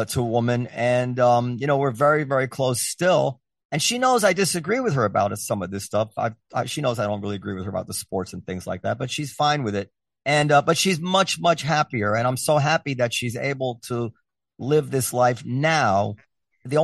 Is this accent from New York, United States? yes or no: yes; New York City, New York, United States; I grew up in Greenwich Village